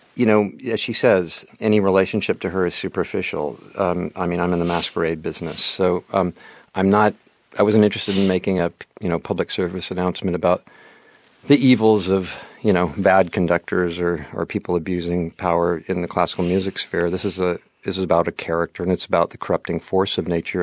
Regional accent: Portland, Oregon, United States; I was from Portland, Oregon

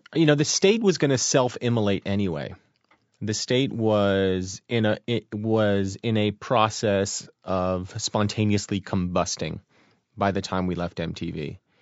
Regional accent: Hillsborough, New Jersey, United States; I'm from Hillsborough, New Jersey

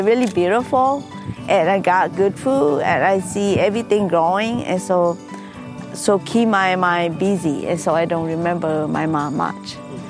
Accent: Laos; now in Minnesota, United States; I am Hmong. I'm coming from Laos.

